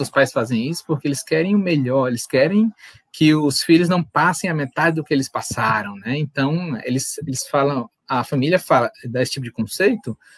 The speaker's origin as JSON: {"language": "Portuguese", "town": "Fortaleza", "region": "Ceará", "country": "Brazil", "also_born_or_lived": "Pará", "lives_now": "Natal, Brazil", "said": "Mas eu sou de Fortaleza, é, morei em outros estados do Brasil, fui morar no Pará um ano, depois vim para Natal por causa do trabalho do meu pai."}